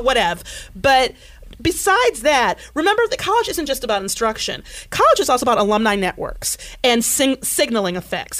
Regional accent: Michigan, United States; I grew up in Michigan

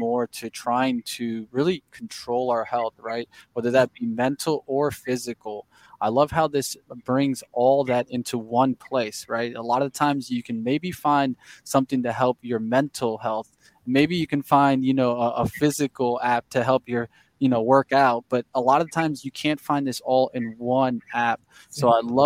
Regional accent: Miami, Florida, United States; I'm from Miami. I know the great weather

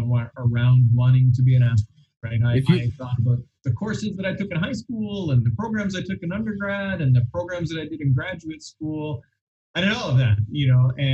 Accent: London, Ontario, Canada; I grew up in London, Ontario

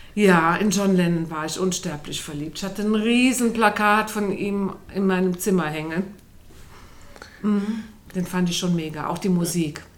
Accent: Mirbach, Germany; in Mirbach, du kennst ja den Ort, wo ich groß geworden bin, der war ja ganz klein, Sebastian, 100 Einwohner nur

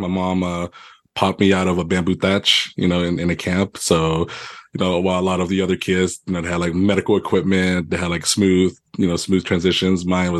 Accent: Atlanta, Georgia, United States; also born or lived in Thailand; Growing up in Atlanta

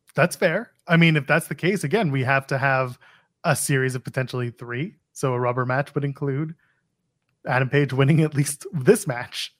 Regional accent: Canada; I'm Canadian

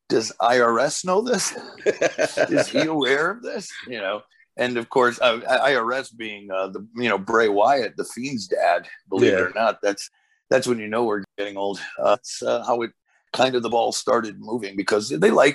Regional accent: United States; first language Portuguese; English is a second language; also born or lived in Portugal (ancestry); my folks immigrated to America in 1970. I was born here in 73

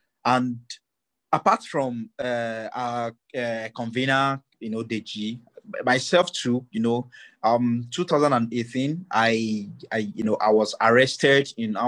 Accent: Kogi, Nigeria; I'm also from Kogi State, Galabai tribe, and a Nigerian who wants, you know, a better country for myself and for my kids.

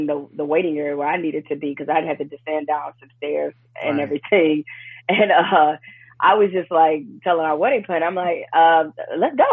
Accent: Detroit, Michigan, United States; we're both from Detroit

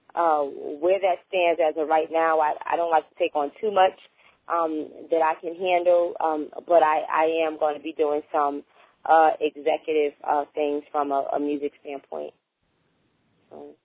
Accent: North New Jersey, United States; moved away; I was born and raised in North New Jersey, so um, I, I go back there a lot

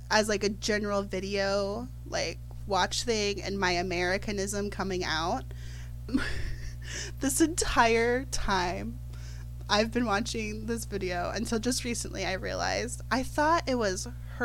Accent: Ohio, United States; I'm from Ohio

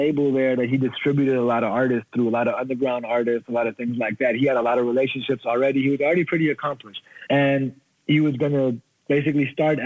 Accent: Germany; moved away as an adult; now in United States; I grew up in Germany.

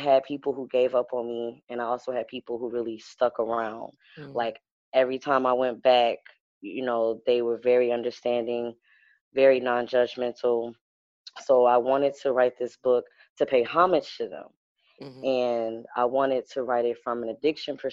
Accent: Detroit, Michigan, United States; moved away as an adult; now in Philadelphia, United States; I'm from Detroit, Michigan.

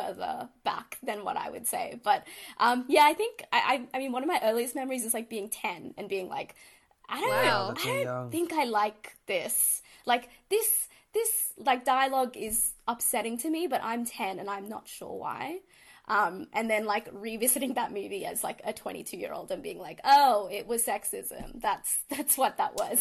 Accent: Canberra, Australian Capital Territory, Australia; Growing up in Canberra, it was just like a community event to go to like the ANU and watch a Tamil movie

